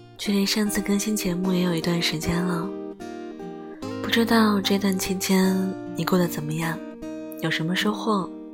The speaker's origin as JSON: {"language": "Chinese", "region": "Heilongjiang", "country": "China", "tie": "born or raised there", "moved": "yes", "said": "我的家乡黑龙江"}